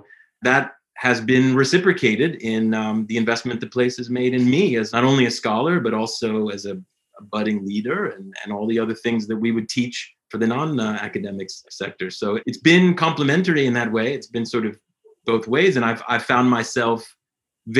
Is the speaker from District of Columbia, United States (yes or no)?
yes; Washington, District of Columbia, United States; moved away as an adult; also born or lived in St. Louis, Missouri / Durham, North Carolina; now in North Carolina, United States; I'm a kid from Washington, D.C. That's where I grew up